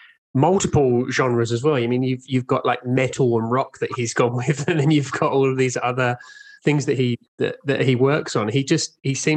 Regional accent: Brighton, South East England, United Kingdom; I'm from Brighton in the UK

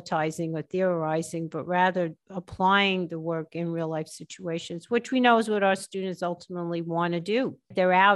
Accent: New York, United States; moved away as an adult; now in Philadelphia, United States; I'm from New York.

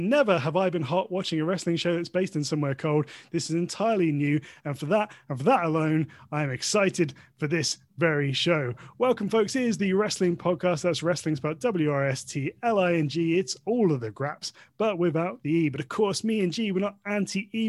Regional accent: United Kingdom; as a British wrestling fan, and perhaps as a British person overall.

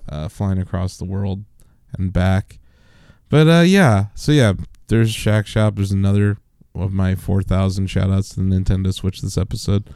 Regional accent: Canton, United States; we grew up here in Canton.

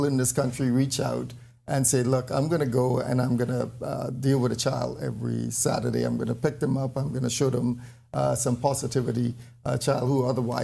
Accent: Bahamas; I came from Taupun Bay Lutheran.

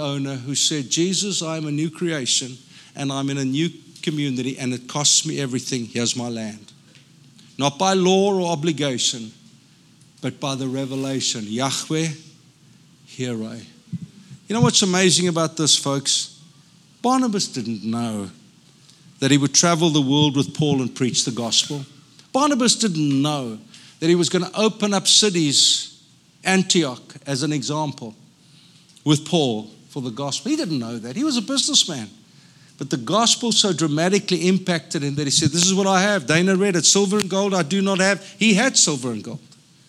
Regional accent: South Africa; now in United States; I'm a South African. I don't fit in. Till I go back to South Africa and they say, oh, you sound so American.

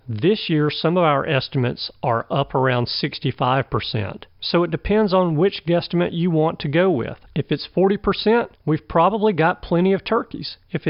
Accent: Alabama, United States; you guys know this is my home state.

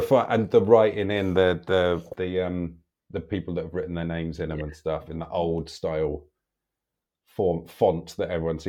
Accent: London, United Kingdom; I was from London.

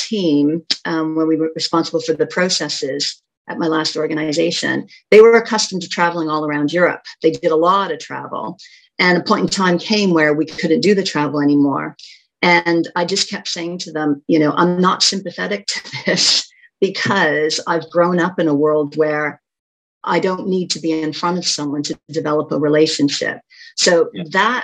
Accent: Canada; moved away as an adult; I grew up in Canada for the first part of my career

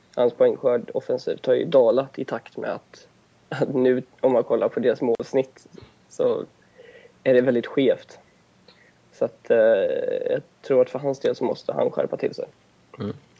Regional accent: Gothenburg, Västra Götaland, Sweden; jag kommer från Göteborg

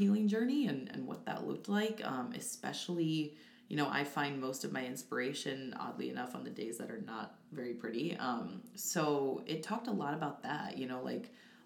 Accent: DeWitt, Iowa, United States; I'm from DeWitt, Iowa, so a DeWitt native, and I moved back home

